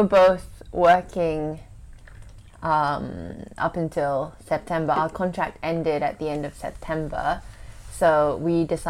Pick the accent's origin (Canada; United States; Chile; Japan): Japan; Kyushu; And then we said we could travel in Kyushu because I'm from Kyushu, and we needed to get to Kyushu.